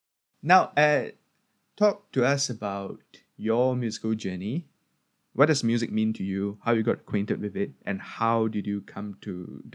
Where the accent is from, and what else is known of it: Singapore